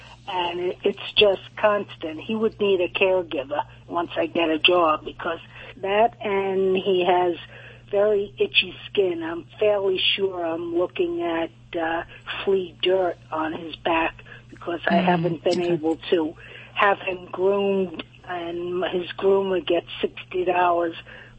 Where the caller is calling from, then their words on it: Spring Hill, Florida, United States; I'm calling from Spring Hill, Florida.